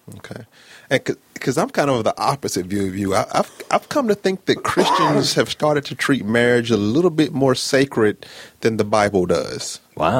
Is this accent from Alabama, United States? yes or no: yes; Birmingham, Alabama, United States; I am from Birmingham, Alabama, born and raised